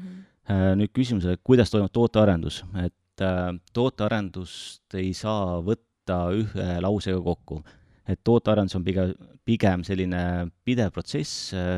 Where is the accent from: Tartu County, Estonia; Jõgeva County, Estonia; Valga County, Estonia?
Tartu County, Estonia; Tartu; olen elupõline tartlane